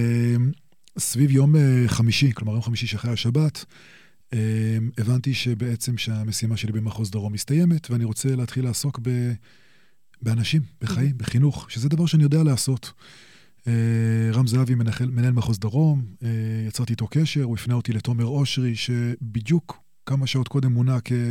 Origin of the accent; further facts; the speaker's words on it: Jerusalem, Jerusalem District, Israel; נולדתי בירושלים, אמ, וגדלתי פה